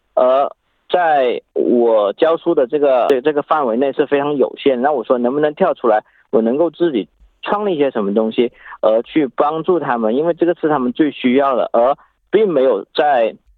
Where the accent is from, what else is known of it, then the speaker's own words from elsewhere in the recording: China; moved away as an adult; now in Australia; 我来自中国，然后十三年了，在澳洲